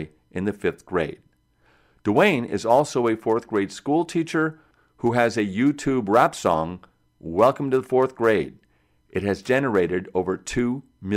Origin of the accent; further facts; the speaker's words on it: Seattle, Washington, United States; I'm from Seattle